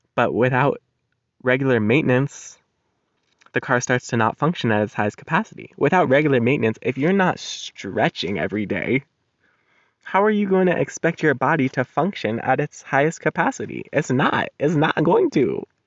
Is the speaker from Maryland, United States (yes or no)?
no; Colorado, United States; moved away; my home state, Colorado